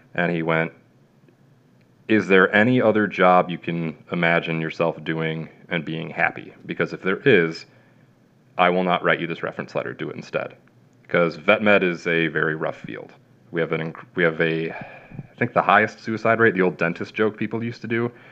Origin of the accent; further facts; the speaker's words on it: Plainfield, Illinois, United States; moved away; also born or lived in central Kansas; I'm from Plainfield, Illinois